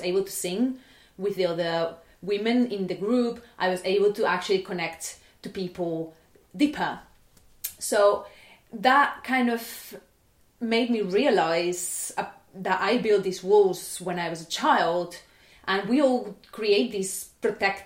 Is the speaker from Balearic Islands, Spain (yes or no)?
no; Barcelona, Catalonia, Spain; I was born in Barcelona in 1994